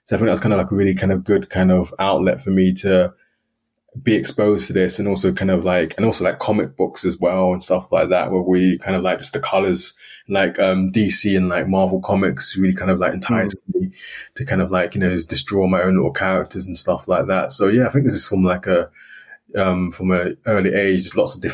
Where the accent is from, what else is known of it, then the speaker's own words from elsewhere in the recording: London, United Kingdom; moved away; also born or lived in Northeast Scotland; my early experience was growing up in London